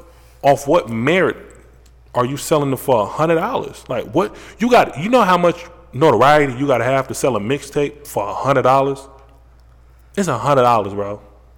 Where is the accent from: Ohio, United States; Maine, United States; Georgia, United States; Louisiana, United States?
Ohio, United States; Wow. I'm from Ohio.